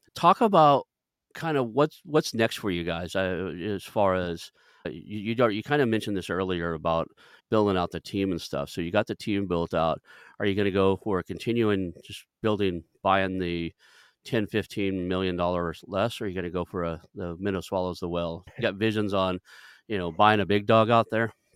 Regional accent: Kellyville, Oklahoma, United States; moved away; I grew up in Kellyville, graduated from Sepulveda, Oklahoma, a very small town

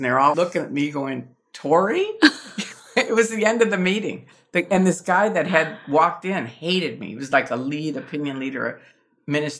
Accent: Chicago, Illinois, United States; I grew up in Chicago around the mafia

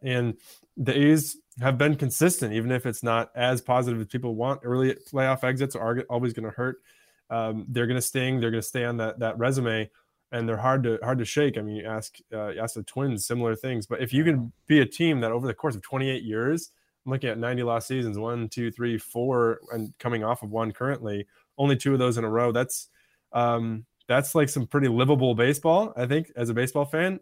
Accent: Michigan, United States; moved away; also born or lived in Pittsburgh; I grew up in Michigan watching, uh, Tigers teams

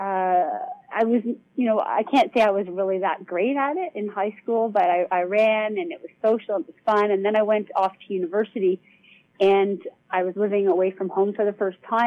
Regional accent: Toronto, Ontario, Canada; I grew up in Toronto, Canada.

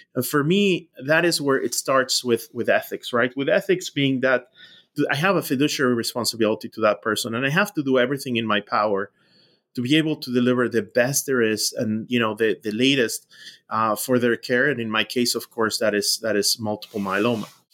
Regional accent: Mexico; moved away as an adult; now in United States; I grew up in Mexico

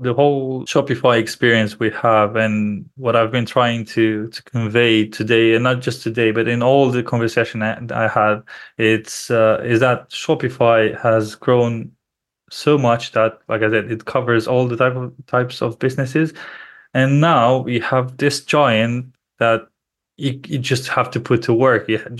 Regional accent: Romania; because both myself and my business partner, we're originally from Romania.

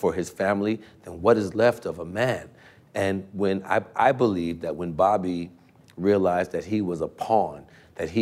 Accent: New York City, New York, United States; born or raised there

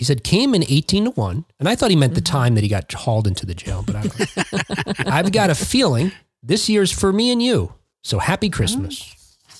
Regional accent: Jersey City, New Jersey, United States; growing up in Jersey City

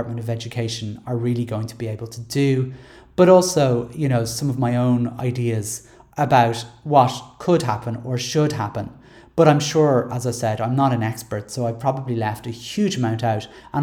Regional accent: Ireland; As Irish people

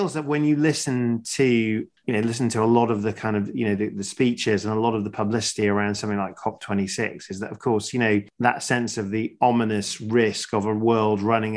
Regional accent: Sheffield, Yorkshire and the Humber, United Kingdom; I grew up in Sheffield

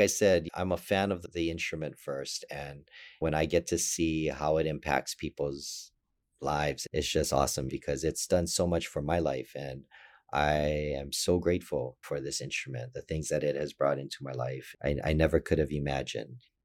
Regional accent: Hawaii, United States; I was born and raised in Hawaii

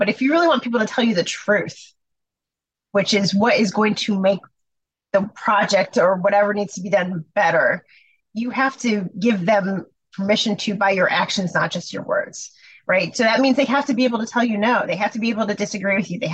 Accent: Chicago, Illinois, United States; moved away as an adult; I'm from Chicago. My family was in Chicago and I was not working in Chicago.

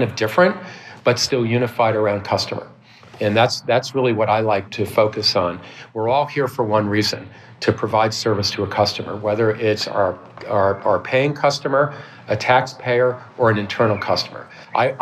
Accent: New York, United States; moved away as an adult; now in Vancouver, Canada; I'm from New York originally

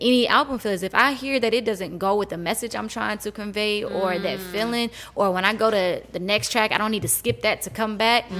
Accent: Houston, Texas, United States; moved away; I'm from Houston

